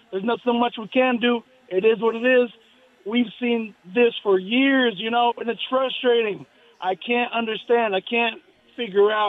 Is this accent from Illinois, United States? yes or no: no; Las Vegas, Nevada, United States; in Vegas in my hometown.